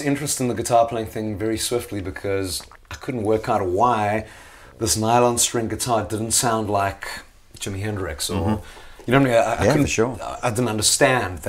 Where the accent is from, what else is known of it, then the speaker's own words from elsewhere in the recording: South Africa; growing up in South Africa